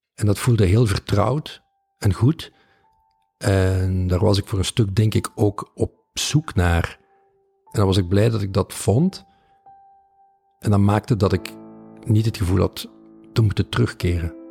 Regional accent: Balen, Flanders, Belgium; moved away as an adult; Dat is de Kempen, dat, dat, dat is de plek waar ik ben opgegroeid.

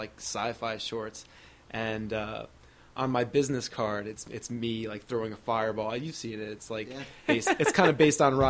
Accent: Hillsborough, New Jersey, United States; Yeah, went to Hillsborough there the whole time, and then didn't go too far from home for college, went to Rutgers.

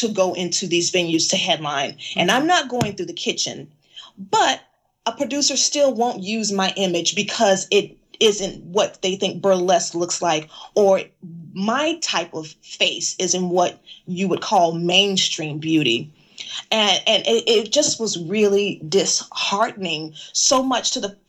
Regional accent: the South, United States; my entire life growing up in America and growing up in the South

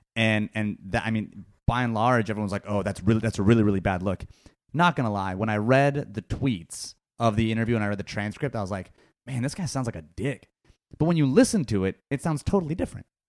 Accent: California, United States; I was born and raised in California

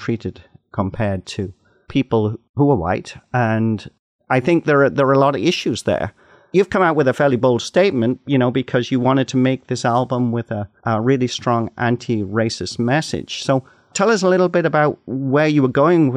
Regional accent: Canada; as a Canadian

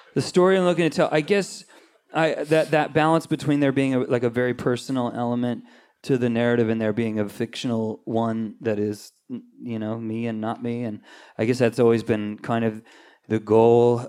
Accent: Anaheim, California, United States; also born or lived in Corona / Redondo Beach / Whittier / Long Beach; I grew up in Anaheim

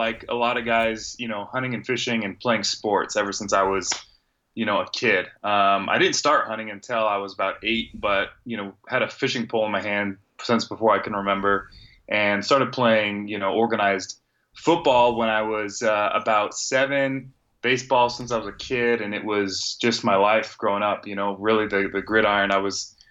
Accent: Northern California, United States; moved away as an adult; now in Arizona, United States; born and raised in Northern California

